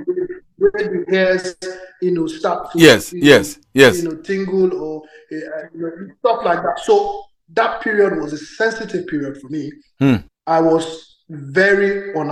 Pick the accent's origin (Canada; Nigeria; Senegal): Nigeria; I grew up in Nigeria. I wasn't in Lagos per se